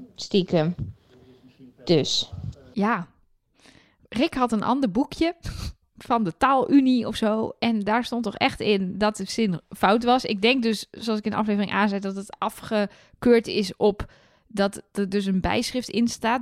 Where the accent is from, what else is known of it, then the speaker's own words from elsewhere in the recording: Twente, Overijssel, Netherlands; Ik kom zelf uit Twente, maar uit een gedeelte van Twente waar carnaval echt net zo belangrijk is voor het sociale leven als in, eh, in Brabant.